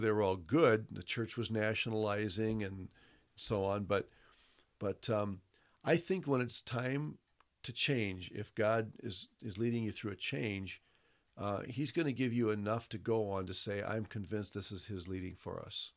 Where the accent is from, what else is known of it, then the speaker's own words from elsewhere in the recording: Toledo, Ohio, United States; moved away as an adult; also born or lived in Brazil; I was born in Toledo, Ohio